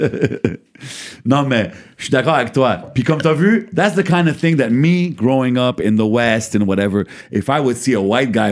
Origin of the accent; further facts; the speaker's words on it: Lebanon; Comme moi, je suis libanais.